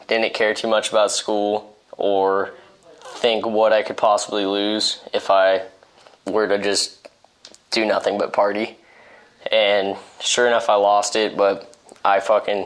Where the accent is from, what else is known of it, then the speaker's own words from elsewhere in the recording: Pleasanton, California, United States; I'm 20 years old. I'm from Pleasanton, California